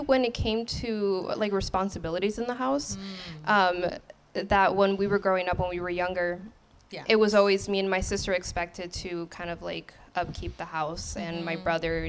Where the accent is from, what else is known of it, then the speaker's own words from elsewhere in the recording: Torrance, California, United States; I was born and raised in Torrance, California